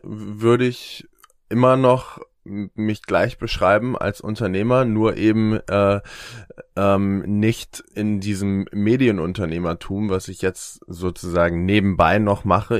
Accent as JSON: {"language": "German", "town": "Eckernförde", "region": "Schleswig-Holstein", "country": "Germany", "moved": "yes", "lives_now": "Hamburg, Germany", "said": "ich wohne in Hamburg und ich komme aus Eckernförde, noch weiter im Norden"}